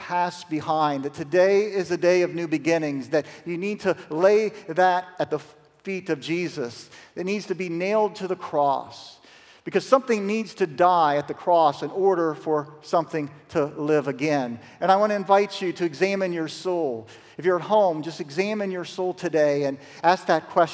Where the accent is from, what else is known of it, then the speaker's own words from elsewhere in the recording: Zanesville, Ohio, United States; A little lady from Zanesville, Ohio. That's my hometown